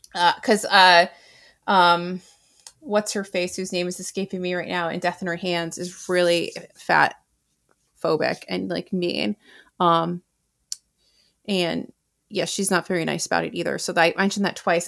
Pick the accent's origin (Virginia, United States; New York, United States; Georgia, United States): New York, United States; as a New Yorker who is of the age of a lot of these people